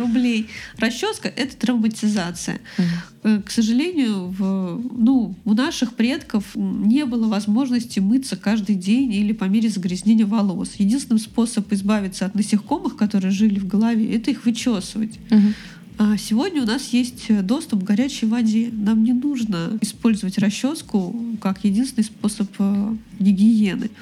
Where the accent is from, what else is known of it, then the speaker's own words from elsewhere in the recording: Moscow, Russia; moved away as an adult; now in Saint Petersburg, Russia; я из Москвы. Ну, я из Подмосковья, но всю жизнь прожила в Москве